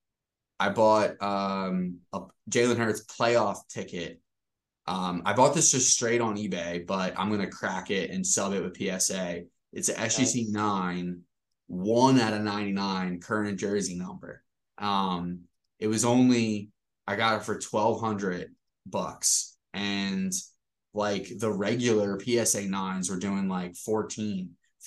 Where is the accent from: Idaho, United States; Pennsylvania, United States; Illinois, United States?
Pennsylvania, United States; Philadelphia; born or raised there